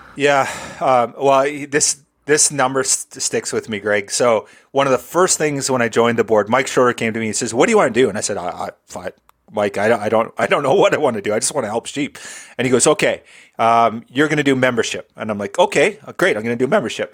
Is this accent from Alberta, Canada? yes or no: yes; Southern Alberta, Canada; born and bred in Southern Alberta, grew up on a farm in the middle of nowhere.